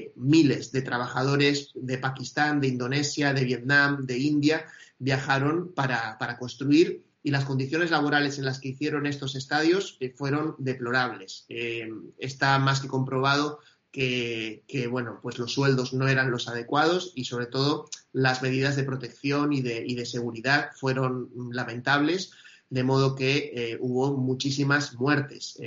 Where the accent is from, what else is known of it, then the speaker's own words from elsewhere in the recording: Argentina; yo soy argentino